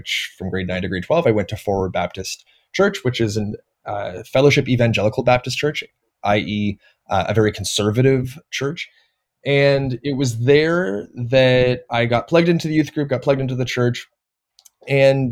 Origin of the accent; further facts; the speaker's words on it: Toronto, Ontario, Canada; I was born and raised in Toronto